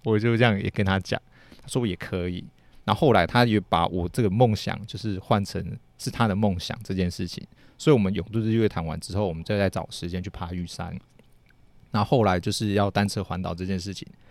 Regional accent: Taiwan; 其实我们台湾人

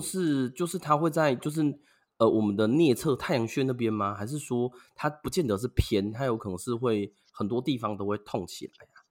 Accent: Yuanlin, Changhua County, Taiwan; 我的故乡，就是园林啦

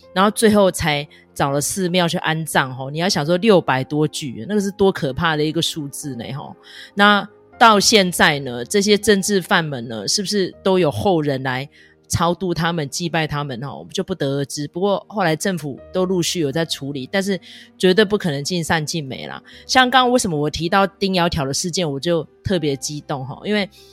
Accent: Taiwan; 我觉得我们身为台湾人，我们就是在拥抱这份自由

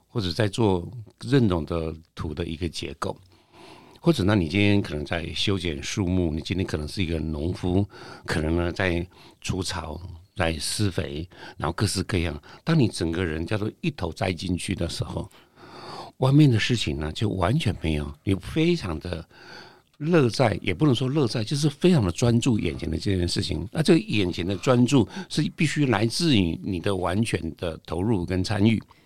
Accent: Taiwan; 我们台湾人

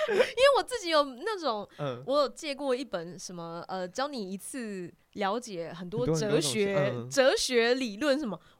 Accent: Keelung, Taiwan; 我不是台北人，我是基隆人。

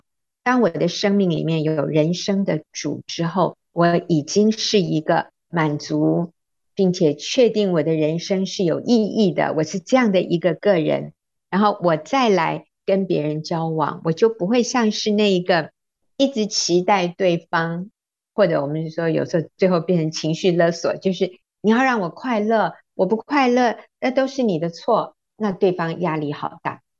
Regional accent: United States; moved away as an adult; now in Taiwan; 我在美国长大的，当然最初一段是在台湾，后来国中的时候我们移民到美国去，那我大学毕业还在学园受训，然后我回到台湾之后

